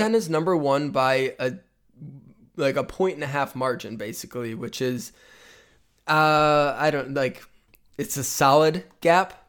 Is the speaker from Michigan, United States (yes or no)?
yes; Michigan, United States; growing up in Michigan